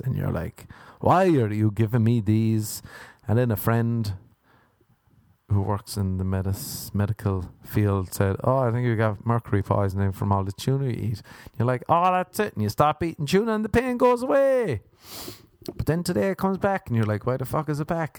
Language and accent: English; Ireland; moved away; is being Irish